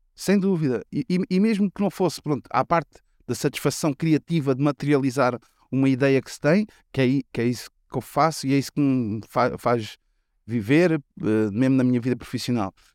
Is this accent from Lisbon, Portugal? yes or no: yes; Lisbon, Portugal; Se eu disser que sou de Chelas, vou dizer que sou de, do Oriente